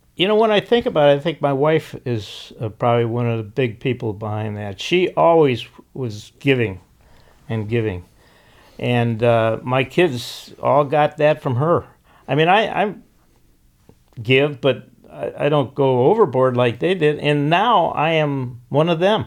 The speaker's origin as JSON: {"language": "English", "town": "Chicago", "region": "Illinois", "country": "United States", "tie": "born or raised there", "moved": "as an adult", "lives_now": "Costa Mesa, United States", "said": "I was born in Chicago"}